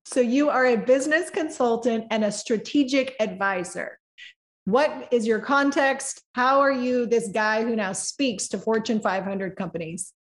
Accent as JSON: {"language": "English", "region": "California", "country": "United States", "also_born_or_lived": "the South", "moved": "yes", "said": "I have been in the South too long, even though originally I am from California. And my little Southern isms are starting to come out."}